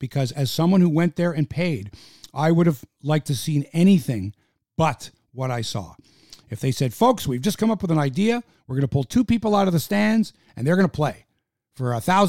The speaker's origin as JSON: {"language": "English", "country": "Canada"}